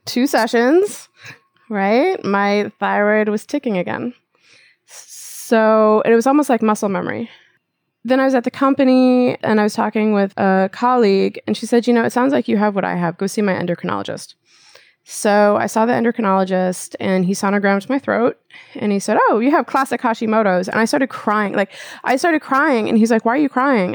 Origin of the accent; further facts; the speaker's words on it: Minnesota, United States; also born or lived in Japan; I'm from the Midwest, right? So it's like, that's what we do in Minnesota